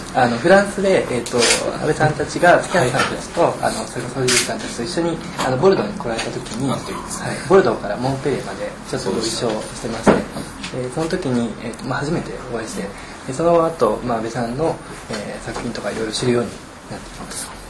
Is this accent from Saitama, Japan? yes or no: no; Kanazawa, Ishikawa, Japan; moved away; also born or lived in Tokyo; 僕自身はえーと、と地元の金沢ですので、